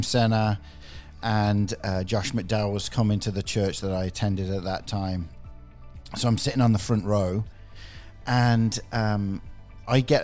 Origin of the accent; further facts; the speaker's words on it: England, United Kingdom; moved away; growing up in England 30 years ago